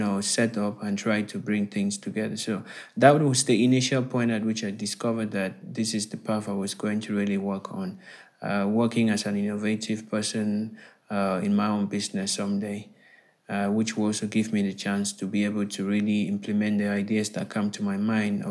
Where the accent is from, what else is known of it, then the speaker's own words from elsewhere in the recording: Bamenda, Northwest Region, Cameroon; also born or lived in Yaoundé; So I'm currently speaking to you from Cameroon, and I'm originally from Cameroon as well. Okay. I am actually in my hometown, Bamenda, as we speak.